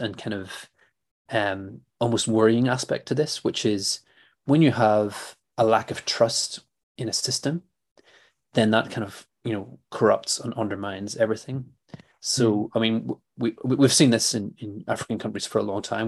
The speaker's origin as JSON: {"language": "English", "town": "Belfast", "region": "Northern Ireland", "country": "United Kingdom", "tie": "born or raised there", "said": "I grew up in in Belfast in the 1980s"}